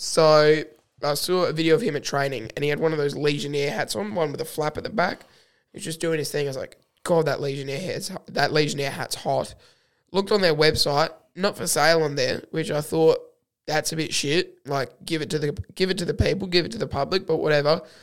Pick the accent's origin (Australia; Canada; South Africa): Australia